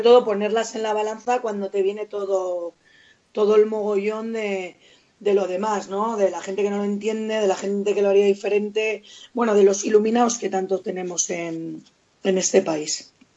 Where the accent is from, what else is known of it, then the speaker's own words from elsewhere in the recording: Vitoria-Gasteiz, Basque Country, Spain; yo soy muy de Vitoria